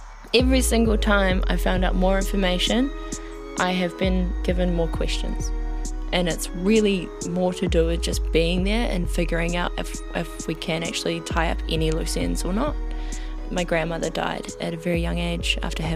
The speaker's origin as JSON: {"language": "English", "area": "Ngāpuhi area", "region": "Northland", "country": "New Zealand", "tie": "born or raised there", "said": "I grew up around Ngāpuhi this whole time"}